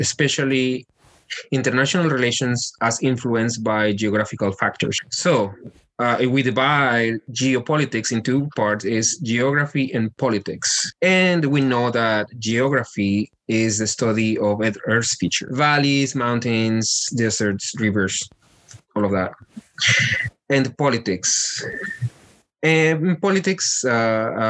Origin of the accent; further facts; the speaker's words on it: Mexico; moved away as an adult; also born or lived in United States; now in Florida, United States; I was born here in the States, but I was raised in Mexico.